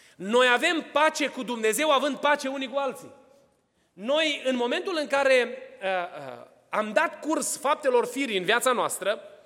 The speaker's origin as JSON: {"language": "Romanian", "country": "Romania", "moved": "yes", "lives_now": "Atlanta, United States"}